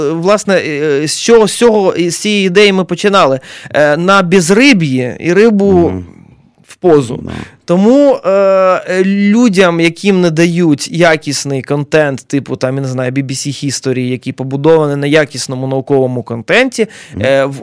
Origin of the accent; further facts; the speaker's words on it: Fastiv, Kyiv Oblast, Ukraine; Сам з Фастова сам бачив.